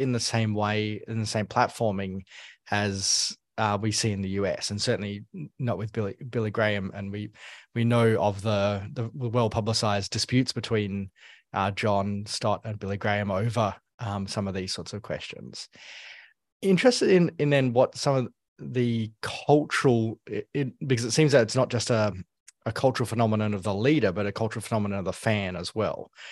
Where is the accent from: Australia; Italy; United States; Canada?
Australia; as an Australian, uh, Hillsong was always on the radar when, when I was growing up